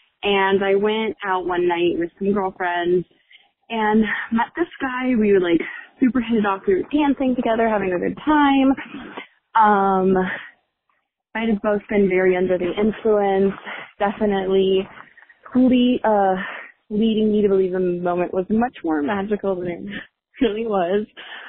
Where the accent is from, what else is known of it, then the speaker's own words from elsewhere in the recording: Miami, Florida, United States; I am from Miami.